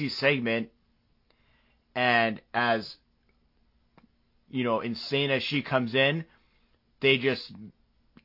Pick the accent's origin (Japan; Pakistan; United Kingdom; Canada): Canada; accent: Canadian; my Canadian accent